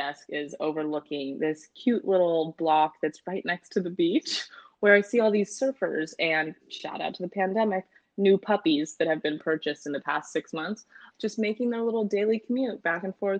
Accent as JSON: {"language": "English", "town": "San Francisco", "region": "California", "country": "United States", "moved": "yes", "said": "I'm from San Francisco."}